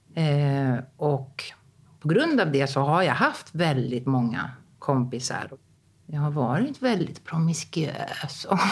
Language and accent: Swedish; Rhodes, South Aegean, Greece; moved away as an adult; also born or lived in Stockholm, Sweden / Athens, Greece; när jag var tre år, då kom hon hem liksom och bara, mm, vi ska flytta till Rhodos